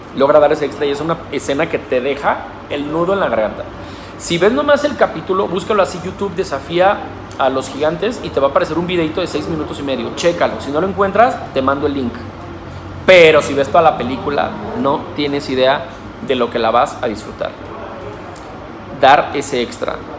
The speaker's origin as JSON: {"language": "Spanish", "town": "Guadalajara", "region": "Jalisco", "country": "Mexico", "tie": "born or raised there", "said": "hoy me regreso a mi ciudad natal, a la ciudad de Guadalajara"}